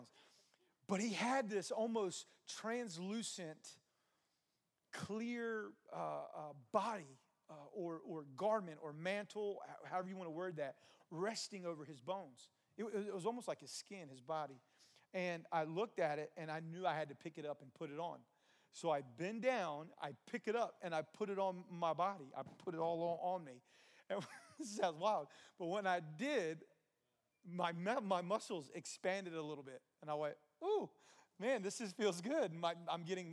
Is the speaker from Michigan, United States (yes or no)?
no; New Jersey, United States; moved away; I grew up in New Jersey for a time.